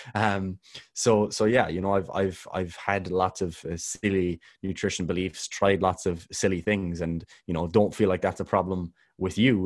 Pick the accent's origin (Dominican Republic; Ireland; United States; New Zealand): Ireland; I'm Irish